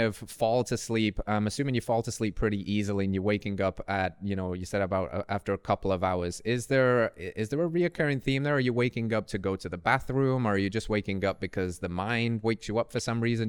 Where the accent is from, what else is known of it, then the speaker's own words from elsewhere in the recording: Tennessee, United States; my home state, Tennessee